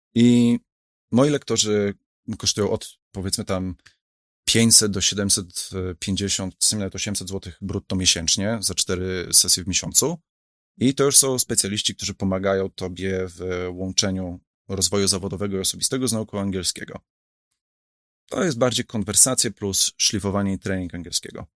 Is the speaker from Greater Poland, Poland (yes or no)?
no; Warsaw, Masovian Voivodeship, Poland; ja jestem z Warszawy, tak? My tata z Białegostoku, tak? Ja jestem stąd